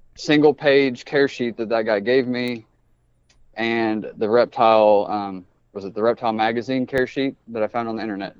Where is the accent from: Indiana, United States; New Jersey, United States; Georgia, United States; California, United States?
Indiana, United States; Indianapolis; also born or lived in Brazil, Indiana; I grew up in Indianapolis